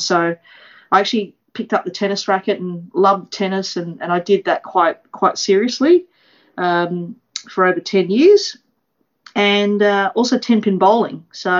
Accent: Melbourne, Victoria, Australia; also born or lived in Malaysia; I'm actually a local girl to the Waverley Park Hawks. So I was born in Malaysia, and my family migrated here in 1977, and I was just a young girl at that time and hadn't started school yet.

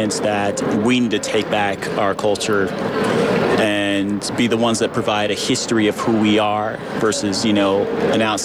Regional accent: New Mexico, United States; moved away as an adult; now in Oakland, United States; I'm not originally from Oakland myself. I'm from New Mexico.

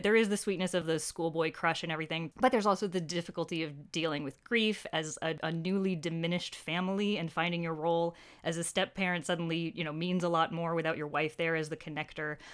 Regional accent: United States; I feel so embarrassingly pegged as an American Anglophile

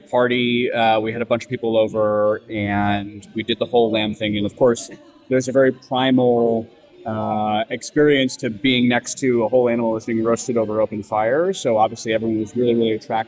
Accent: United States; also born or lived in San Francisco; Being American born to Greek parents, but raised in sort of a generation of people where everyone really was trying to sort of lean into the sort of American notion

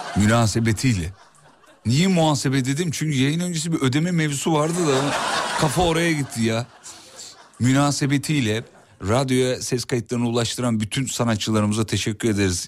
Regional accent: Kocaeli, Turkey; moved away; also born or lived in Black Sea Region; Kocaeli benim memleketim

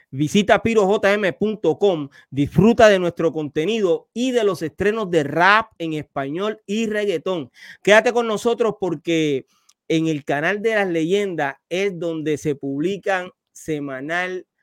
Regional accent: Medellín, Antioquia, Colombia; yo soy paisa. Yo soy de Medellín.

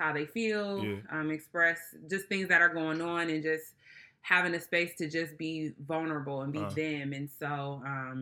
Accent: Illinois, United States; moved away as an adult; now in Florida, United States; I am a humble Floridian, but I am from Illinois

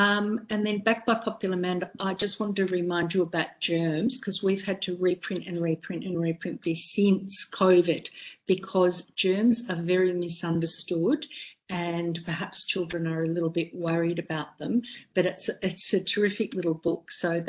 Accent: Australia; the great thing about being Australian publisher is that we can publish Australian books and label them as Australian and have 000 and not 911

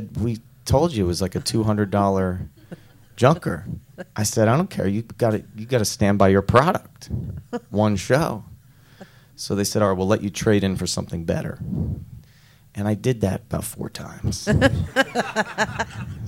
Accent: Philadelphia, Pennsylvania, United States; We're from Philadelphia

